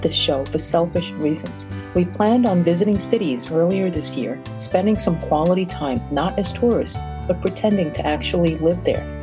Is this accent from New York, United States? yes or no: yes; New York City, New York, United States; also born or lived in Brazil; I was born in Brazil, South America, from an Asian family, and grew up in Brooklyn, New York